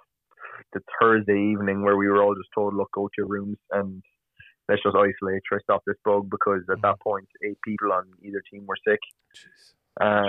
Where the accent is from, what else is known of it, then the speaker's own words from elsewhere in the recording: Kinsale, Munster, Ireland; moved away as an adult; also born or lived in Maynooth, Ireland; now in Louisville, United States; I loved growing up in Kinsale and Cork, and I loved being in Ireland